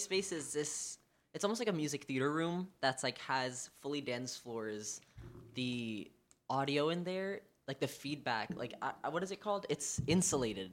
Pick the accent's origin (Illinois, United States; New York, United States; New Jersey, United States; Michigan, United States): New York, United States; New York City; I grew up here on the Upper West Side